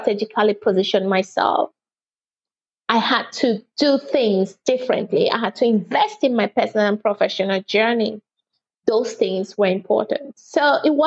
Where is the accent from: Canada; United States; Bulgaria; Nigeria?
Nigeria; now in United Kingdom; I'm a Nigerian by birth and British by marriage